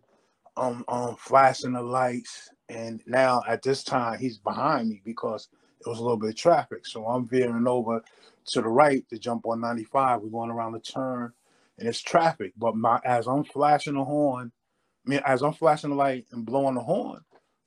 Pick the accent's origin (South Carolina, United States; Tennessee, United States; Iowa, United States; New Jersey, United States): New Jersey, United States; Hackensack; moved away; also born or lived in Waterbury; I'm from Hackensack, New Jersey